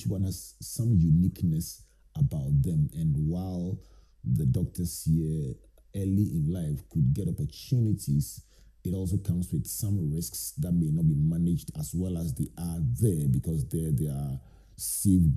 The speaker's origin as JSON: {"language": "English", "town": "Takoradi", "region": "Western Region", "country": "Ghana", "tie": "born or raised there", "said": "when I was growing up in Takoradi with my favorite family doctor, Dr. Deka"}